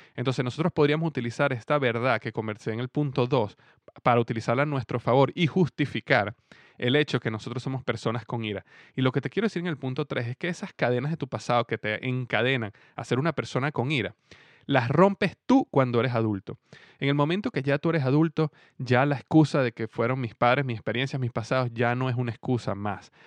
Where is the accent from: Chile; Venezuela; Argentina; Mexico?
Venezuela; mi país en este momento, en Venezuela